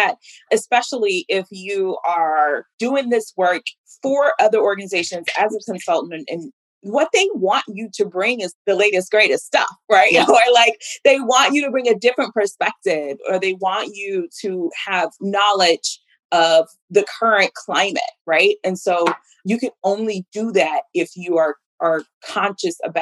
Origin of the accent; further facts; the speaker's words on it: Mississippi, United States; moved away; I am from Mississippi and I have lived in a number of places, but Mississippi is always home.